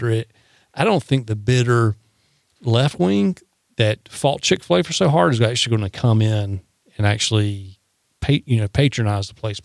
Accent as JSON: {"language": "English", "region": "the South", "country": "United States", "said": "Yeah, but here's the funny thing. I'm a Southerner. You're a Southerner."}